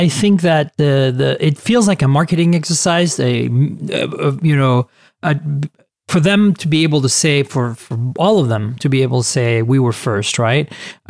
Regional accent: Canada; now in San Francisco, United States; Rose is from Canada, and I'm also a Canadian citizen who, you know, moved to the US a long time ago and is also an American citizen.

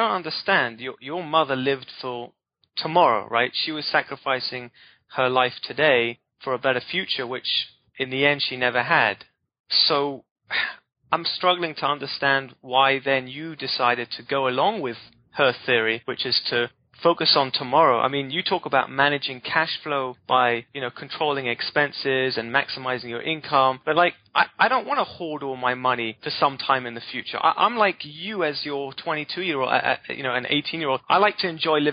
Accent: United Kingdom; I'm British

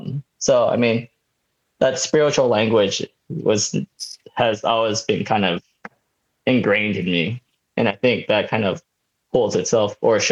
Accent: Oakland, California, United States; also born or lived in Santa Barbara; now in Los Angeles, United States; But I was born in Oakland, California.

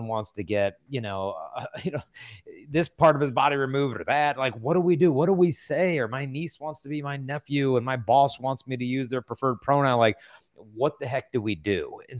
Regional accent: San Diego, California, United States; I'm from San Diego, so it's all good.

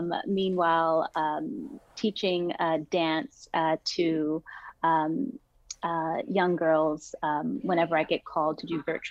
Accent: Houston, Texas, United States; also born or lived in London, United Kingdom / Dubai, United Arab Emirates / Oman; I was born in Houston, Texas, from a Trinidadian mother and a European father. So I like to represent the West Indies big time. Texas is my home.

